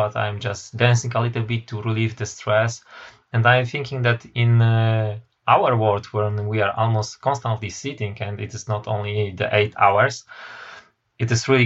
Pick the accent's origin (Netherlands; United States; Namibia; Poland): Poland; also born or lived in United Kingdom; I am from Poland.